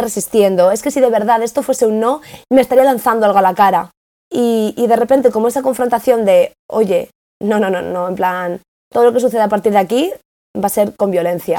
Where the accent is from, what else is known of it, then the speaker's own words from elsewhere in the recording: Spain; moved away as an adult; yo vengo de España